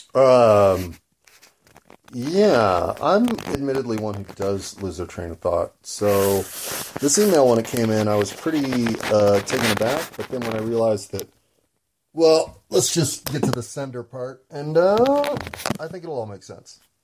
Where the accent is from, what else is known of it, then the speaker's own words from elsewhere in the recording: United States; I'm an American